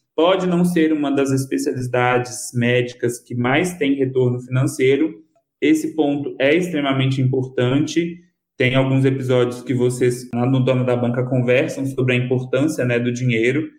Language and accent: Portuguese; Lagamar, Minas Gerais, Brazil; eu sou natural de Lagamar, mas morei uma grande parte da minha vida aí, em Patos de Minas.